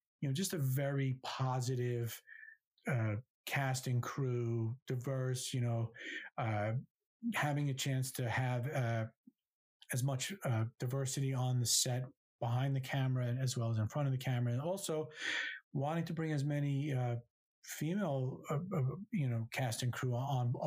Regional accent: New Jersey, United States; growing up in New Jersey, right next to New York City

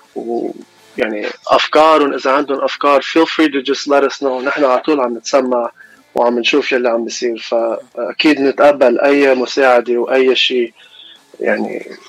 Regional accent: Los Angeles, California, United States; also born or lived in Mount Lebanon, Lebanon; أنا من لوس أنجلوس كاليفورنيا إلي إلي 26 سنة عايش هوني وعشت شوي بلبنان بالجبل

